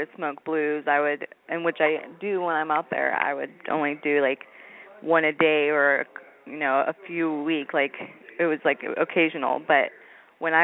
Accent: Redding, California, United States; I'm from Redding, California

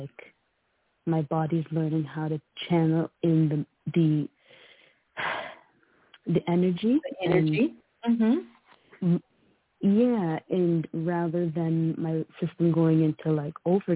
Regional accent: Canada; I was born in Canada

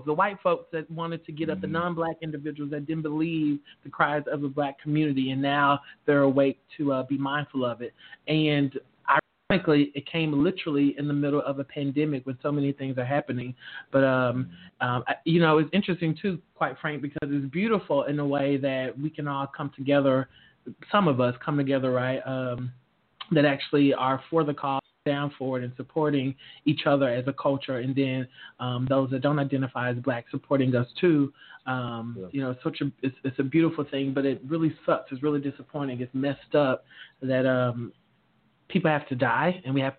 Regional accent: New York City, New York, United States; accent: southern; I was born and raised in Bronx, New York, in Harlem as well

